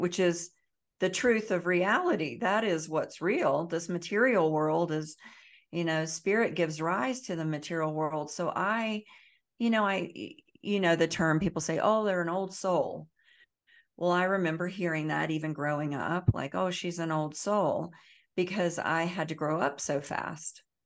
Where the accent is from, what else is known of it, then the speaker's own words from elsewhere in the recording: the Bible Belt, the South, United States; I grew up in the South, in the Bible Belt, I grew up, um, very poor